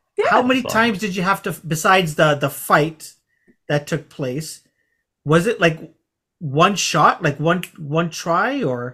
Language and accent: English; Scarborough, Ontario, Canada; I'm from Scarborough